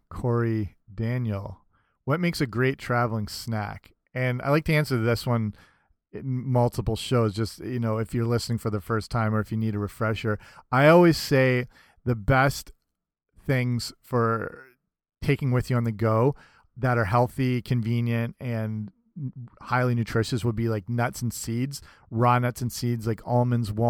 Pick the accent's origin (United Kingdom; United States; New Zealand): United Kingdom; England; I was raised partially in England, so I'm a freak over there for not liking tea.